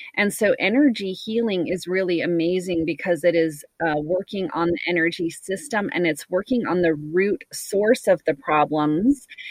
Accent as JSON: {"language": "English", "country": "United States", "said": "I'm American, and so I do feel like this society that I live"}